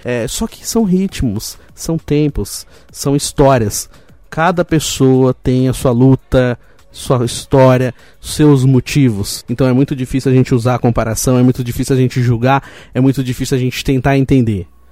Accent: Roseira, São Paulo, Brazil; eu nasci em São Paulo, mas fui criado em Roseiro

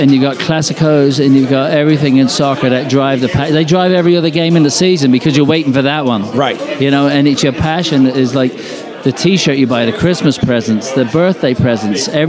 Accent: Ireland; I come from the British Isles. I'm Irish, but I come from there.

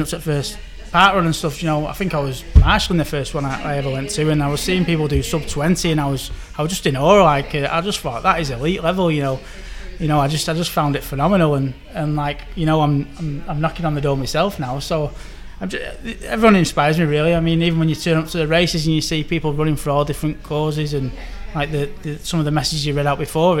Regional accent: Manchester, North West England, United Kingdom; Manchester's my hometown

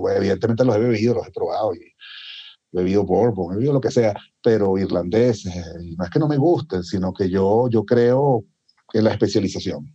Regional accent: Venezuela; moved away; de donde vengo yo original, originalmente, que es de Venezuela

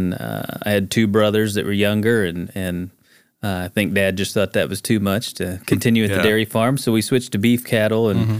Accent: Buffalo, Missouri, United States; I grew up in Buffalo, north of Springfield. Grew up on a farm my entire life. My dad and brother still farm.

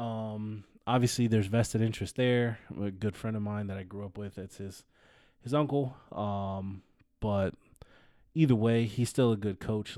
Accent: California, United States; I'm from California

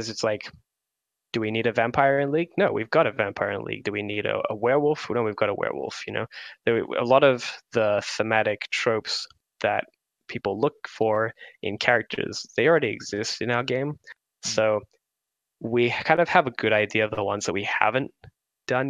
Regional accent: Australia; I'm from Australia

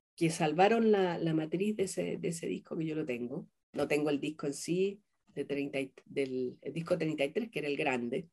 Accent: southern Chile, Chile; moved away as an adult; also born or lived in Peru / Colombia; yo vengo de Chile, del sur de Chile, vengo representando a la mujer chilena

